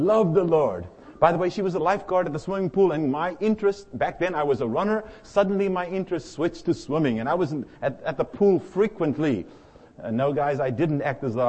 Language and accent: English; South Africa; moved away as an adult; now in United States; I arrived in the United States at the age of 25. I came from the Republic of South Africa